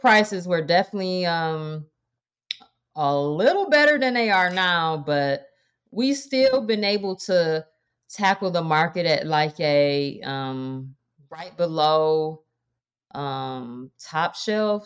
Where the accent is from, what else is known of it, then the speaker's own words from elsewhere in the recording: Detroit, Michigan, United States; moved away as an adult; I am born and raised in Detroit